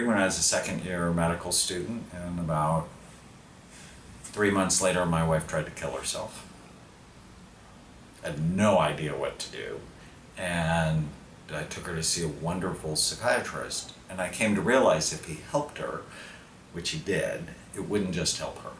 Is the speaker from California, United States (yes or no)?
yes; Southern California, United States; I grew up in Southern California